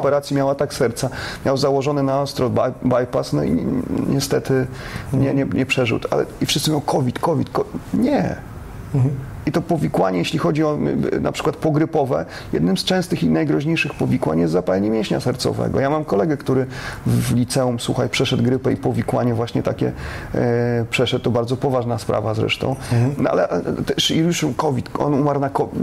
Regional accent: Warsaw, Masovian Voivodeship, Poland; also born or lived in Wodzisław Śląski / Olza, Silesia; ja w wieku trzech lat się prze, przeniosłem z rodzicami do Warszawy i całe życie e, mieszkałem w Warszawie

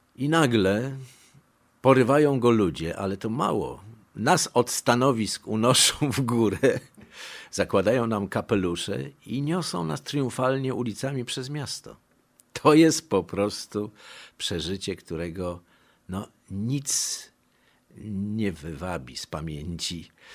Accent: Warsaw, Masovian Voivodeship, Poland; born or raised there; first language Polish; also born or lived in Montenegro

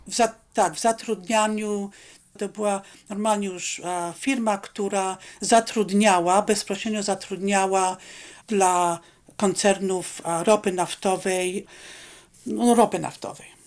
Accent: Poland; accent: Polish; moved away as an adult; also born or lived in Rome, Italy; now in Alaska, United States

